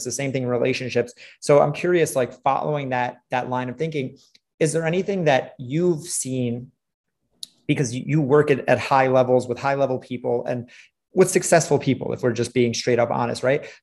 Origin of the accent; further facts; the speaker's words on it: New York City, New York, United States; I grew up in New York City